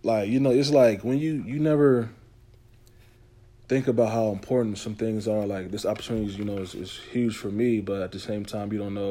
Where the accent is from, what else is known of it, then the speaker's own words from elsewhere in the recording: North Carolina, United States; I'm from North Carolina